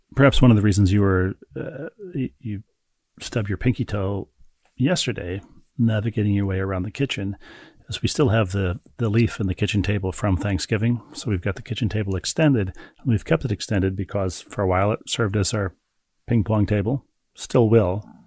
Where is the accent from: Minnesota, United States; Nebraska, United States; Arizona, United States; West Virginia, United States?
Minnesota, United States; Bloomington; in Bloomington, my hometown